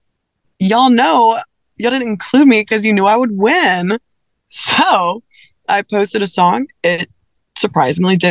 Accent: South Louisiana, United States; I grew up in South Louisiana

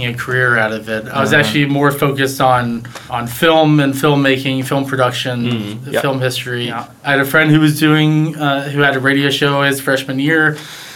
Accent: Nashville, Tennessee, United States; growing up in Nashville

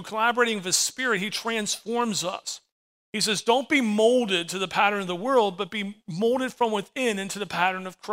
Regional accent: United States; As an American, I live under the American flag

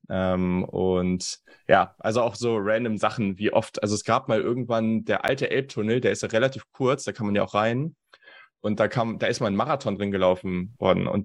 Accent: Hanover, Lower Saxony, Germany; moved away; ich komme ja aus Hannover

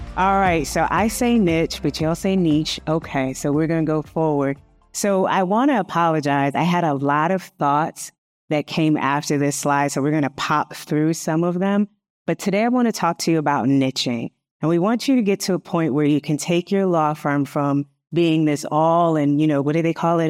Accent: Hartford, Connecticut, United States; I'm from Hartford, Connecticut

